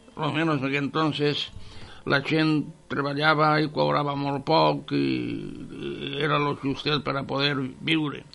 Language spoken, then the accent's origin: Catalan; Sollana, Valencian Community, Spain; now in Picassent, Spain; jo soc nascut en Sollana i criat en Sollana fins que vas vindre a ser a Picassent